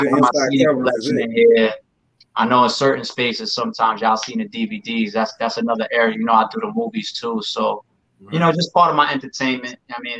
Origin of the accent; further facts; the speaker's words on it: New York, United States; A New Yorker, right? You know I'm a New Yorker.